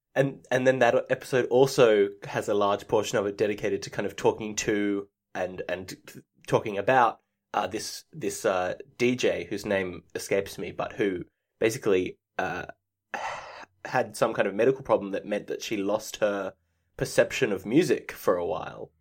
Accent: Australia; I'm Australian

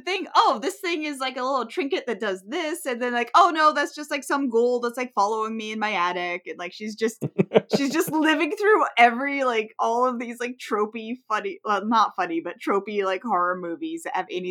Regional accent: United States; as an American

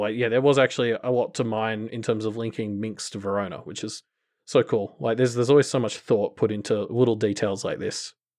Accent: Australia; as an Australian

